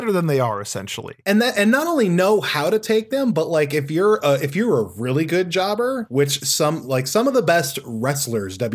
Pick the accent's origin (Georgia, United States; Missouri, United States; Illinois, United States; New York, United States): New York, United States; Brooklyn; I'm from Brooklyn. Yeah, I'm I'm I'm a Brooklyn baseball fan that likes to fight.